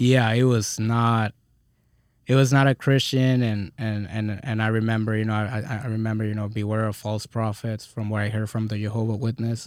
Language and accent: English; Texas, United States; also born or lived in California